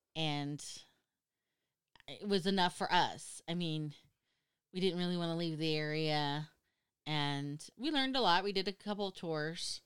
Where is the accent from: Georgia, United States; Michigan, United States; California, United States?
California, United States; Northern; we're from Northern California